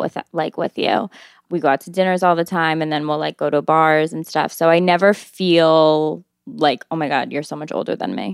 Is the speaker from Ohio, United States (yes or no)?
no; Albany, New York, United States; moved away as an adult; now in New York City, United States; I'm twenty-six years old, and I'm from Albany, New York, and I've lived in New York for four years now